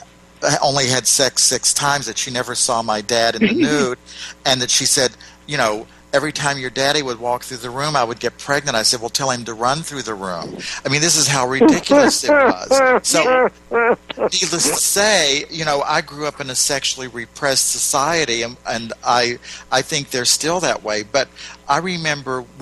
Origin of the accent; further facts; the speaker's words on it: West Virginia, United States; moved away; also born or lived in Ohio; I grew up down in West Virginia in basically a Southern Baptist town